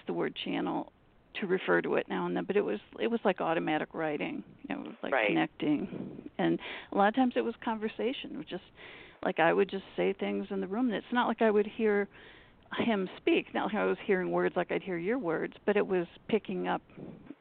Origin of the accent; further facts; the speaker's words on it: Michigan, United States; now in Massachusetts, United States; I grew up in Michigan